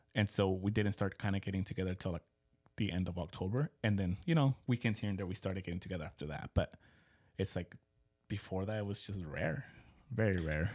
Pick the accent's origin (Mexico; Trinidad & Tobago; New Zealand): Mexico; moved away; growing up in Mexico, it was huge